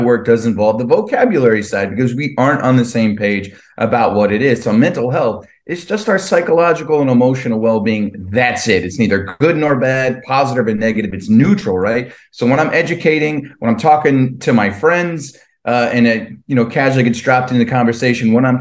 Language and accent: English; New Jersey, United States; I grew up in Jersey